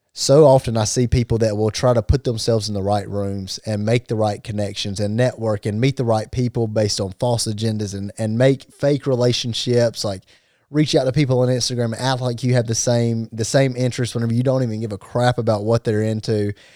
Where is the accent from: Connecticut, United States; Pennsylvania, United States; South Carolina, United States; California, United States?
South Carolina, United States; Gaffney; we come from Gaffney